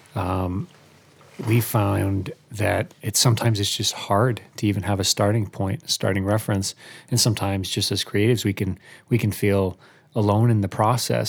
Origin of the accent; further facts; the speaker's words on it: Albany, New York, United States; moved away as an adult; now in Nashville, United States; I grew up in Albany, New York, moved to Nashville area about four years ago